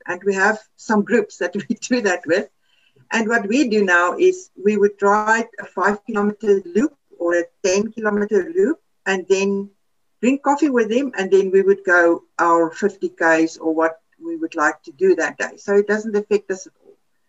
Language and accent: English; South Africa; first language Afrikaans; English is a second language; something that came to my mind is a good Afrikaans word. That's now my mother tongue, is Afrikaans.